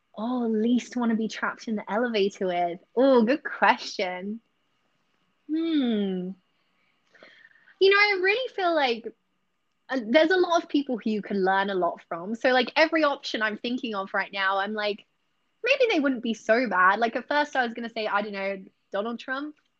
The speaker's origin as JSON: {"language": "English", "area": "Essex", "region": "East of England", "country": "United Kingdom", "moved": "yes", "lives_now": "Singapore", "said": "I'm from Essex"}